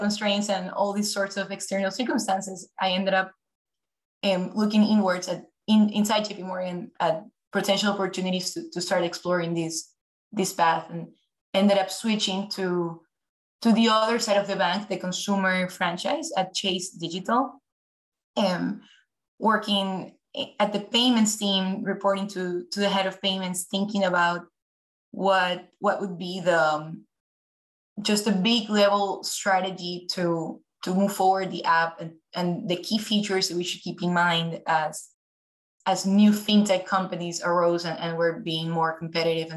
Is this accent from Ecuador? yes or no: yes; Ecuador; moved away as an adult; also born or lived in New York, United States / Philadelphia, United States; now in Los Angeles, United States; I'm originally from Ecuador, South America. So I was born and raised there, came to the US truly just for college